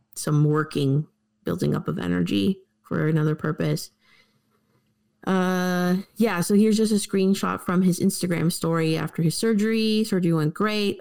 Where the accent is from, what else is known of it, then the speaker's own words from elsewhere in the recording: Canada; we're Canadian